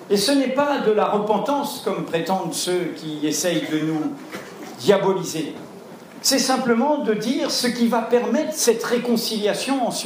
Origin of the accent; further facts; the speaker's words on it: Algeria; moved away as an adult; also born or lived in Martinique; now in France; j'ai grandi à la Martinique, j'ai grandi en Algérie et je suis arrivé en France, j'avais 18 ans dans l'Algérie indépendante